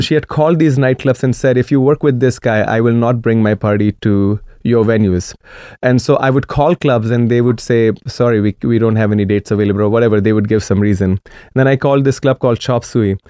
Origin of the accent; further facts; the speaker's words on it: Maharashtra, India; first language Marathi; English is a second language; now in Portland, United States; when I was growing up in India, my dad's salary was like seven dollars a month